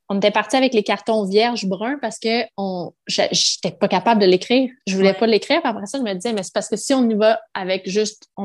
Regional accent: Quebec, Canada; born there; je suis née au Québec, je suis québécois.

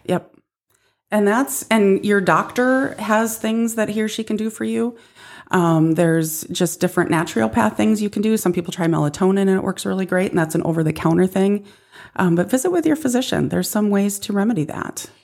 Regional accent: North Dakota, United States; now in South Dakota, United States; 'cause I'm from North Dakota and we're better up there.

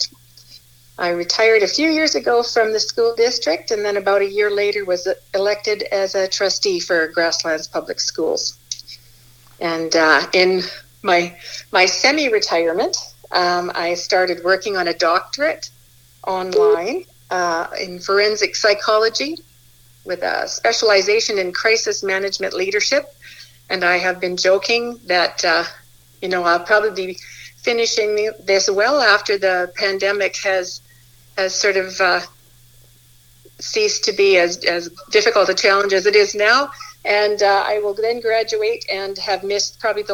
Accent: Edmonton, Alberta, Canada; also born or lived in Leduc, Alberta / Pigeon Lake, Alberta; now in Brooks, Canada; I was born up in Leduc, grew up in Leduc in Edmonton and Pigeon Lake

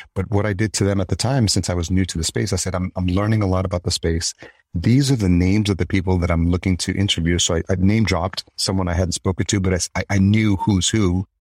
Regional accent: New York City, New York, United States; accent: New York; moved away as an adult; also born or lived in El Salvador / Yonkers; now in Minneapolis, United States; grew up in New York, just outside Yonkers, and then grew up in New York City

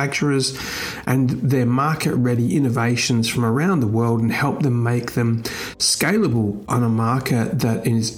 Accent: Australia; Australia now, my home country

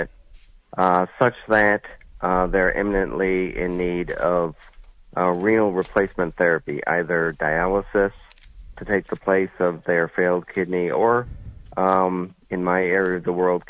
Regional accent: Connecticut, United States; moved away as an adult; also born or lived in Columbus, Ohio; now in New Jersey, United States; I'm originally from Connecticut

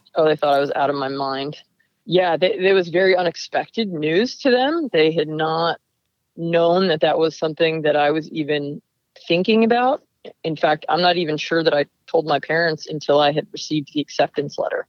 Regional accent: Lake Peekskill, New York, United States; now in Livermore, United States; The name of the town I grew up in is called Lake Peekskill.

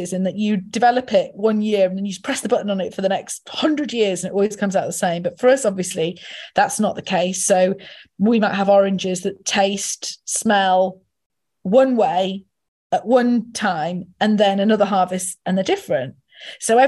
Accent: the north of England, United Kingdom; As a Northerner

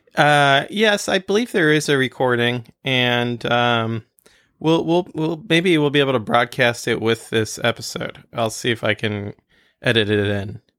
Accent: France; moved away; when I was growing up in France

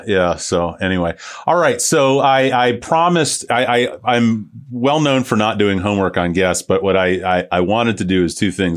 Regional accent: St. Petersburg, Florida, United States; I'm from Saint Pete originally

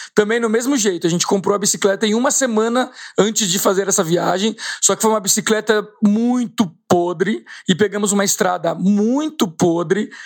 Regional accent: Brazil; eu como brasileiro

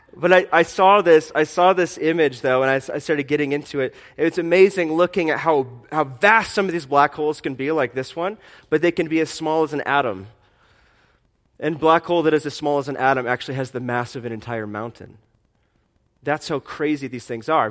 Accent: Fort Wayne, Indiana, United States; I was born in Fort Wayne, Indiana in 1983

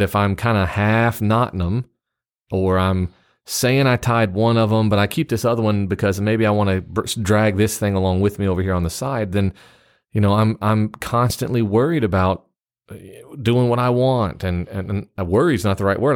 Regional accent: Memphis, Tennessee, United States; also born or lived in East Central Mississippi; now in Mississippi, United States; I'm also from the South, uh, except where I live right now. Where I live right now in, in, s, I guess you'd say East Central Mississippi, people tell me I'm from the North because I was born in Memphis, Tennessee.

